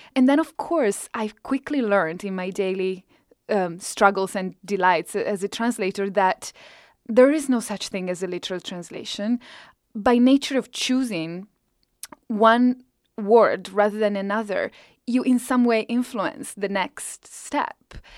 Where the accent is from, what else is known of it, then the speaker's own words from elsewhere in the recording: Italy; English is a second language; moved away as an adult; now in United States; as my English got better and better throughout this decade, my Italian just sort of is coming down